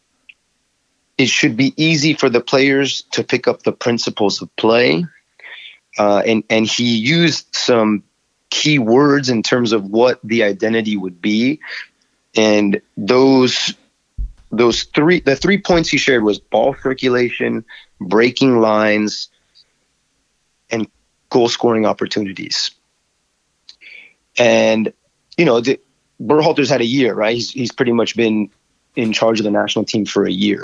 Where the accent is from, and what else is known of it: United States